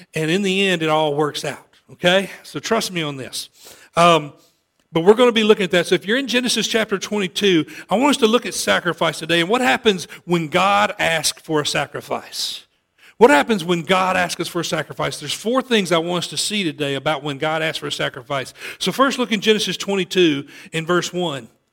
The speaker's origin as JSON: {"language": "English", "town": "Olive Branch", "region": "Mississippi", "country": "United States", "tie": "born or raised there", "moved": "yes", "said": "I grew up in Olive Branch, moved away, came back a few times"}